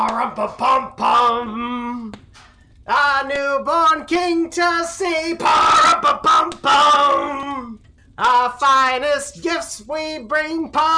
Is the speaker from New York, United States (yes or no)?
yes; New York, United States; Listen, I'm from New York. Have you ever been Christmas in New York before?